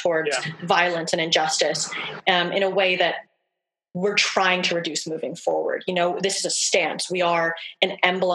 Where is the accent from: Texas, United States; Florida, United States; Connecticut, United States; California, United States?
Connecticut, United States; New Haven; I grew up in urban poverty in lower class New Haven, Connecticut